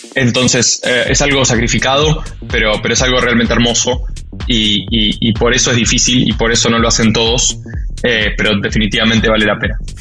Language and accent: Spanish; Argentina; soy argentino